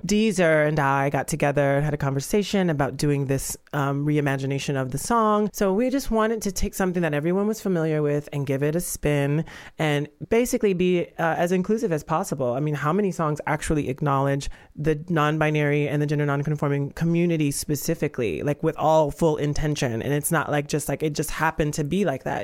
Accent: Georgia, United States; I'm from the South and from Georgia

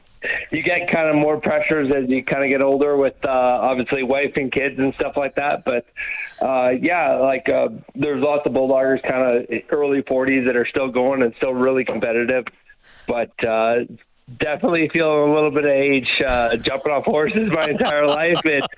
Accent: Northern Ontario, Canada; moved away as an adult; also born or lived in Texas; now in Didsbury, Canada; I grew up in Northern Ontario.

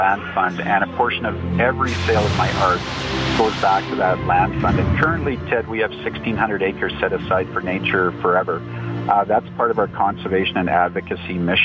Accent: Canada; as a Canadian

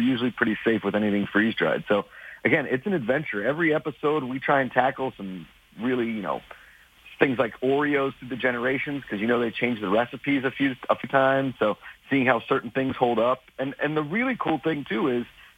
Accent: Pittsburgh, Pennsylvania, United States; I grew up in a family of collectors. I'm from Pittsburgh.

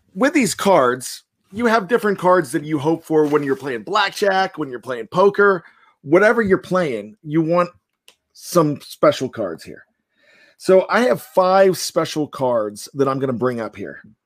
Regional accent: Johnstown, Pennsylvania, United States; Pitt Johnstown, where I went to college.

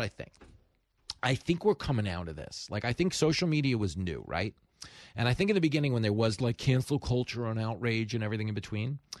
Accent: Long Island, New York, United States; growing up on Long Island, I'm like honorary Jewish.

